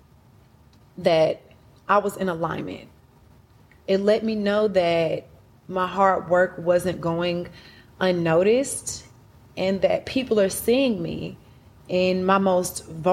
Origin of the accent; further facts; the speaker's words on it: Atlanta, Georgia, United States; also born or lived in Huntsville, Alabama; I moved to Atlanta when I was 4. And I grew up on the south side of Atlanta. Clayton County, Riverdale